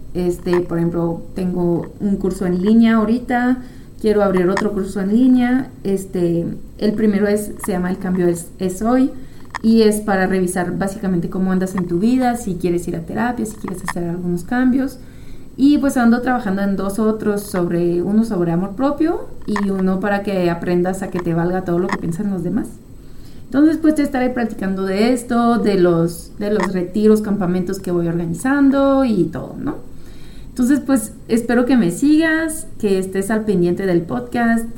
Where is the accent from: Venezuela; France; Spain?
France; moved away as an adult; also born or lived in United States; now in Chihuahua, Mexico; Yo soy francesa, pero pues ya tengo 10 años viviendo aquí en México, en Chihuahua. Pero todo el resto de mi vida pues lo viví en Francia.